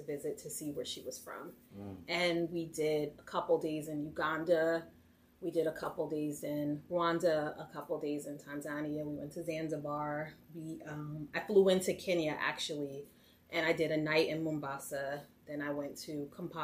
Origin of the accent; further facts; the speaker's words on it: Newark, New Jersey, United States; I'm from Newark, New Jersey, Brick City